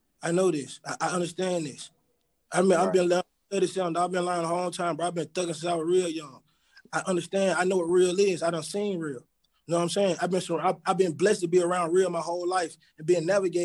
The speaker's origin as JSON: {"language": "English", "town": "Atlanta", "region": "Georgia", "country": "United States", "tie": "born or raised there", "said": "I grew up in Born Home"}